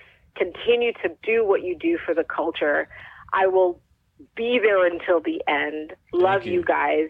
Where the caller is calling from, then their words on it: Toronto, Ontario, Canada; I'm calling from Toronto, Canada.